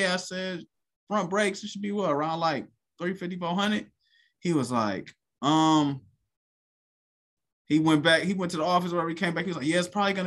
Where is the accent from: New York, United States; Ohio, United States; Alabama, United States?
Ohio, United States; Cleveland; growing up, I'm from Cleveland.